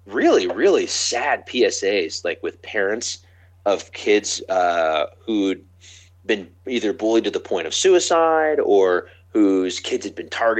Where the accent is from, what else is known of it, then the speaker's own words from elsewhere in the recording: Appalachia, United States; I'm from Appalachia. Like, some of the shit that was going on in my middle school